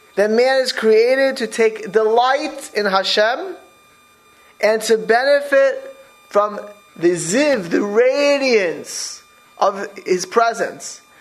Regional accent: Miami Beach, Florida, United States; moved away; I grew up in Miami Beach.

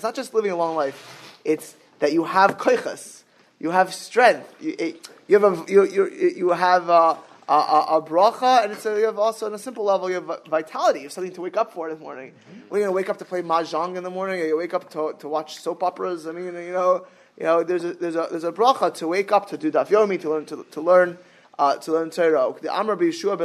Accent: Miami Beach, Florida, United States; I was always growing up in Miami Beach, Florida

